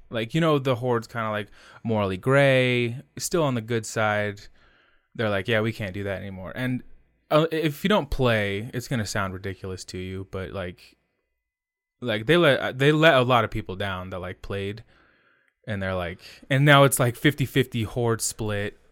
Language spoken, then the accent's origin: English; United States; I'm an American